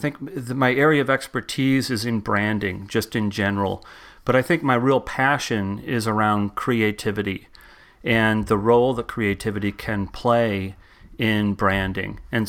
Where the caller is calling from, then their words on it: Hamilton, Massachusetts, United States; I am in the North Shore of Boston, where it's raining cats and dogs right now, in a little town called Hamilton.